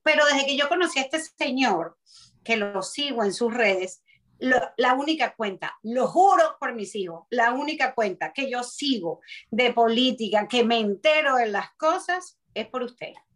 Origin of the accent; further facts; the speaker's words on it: Venezuela; moved away; más en mi país de nosotros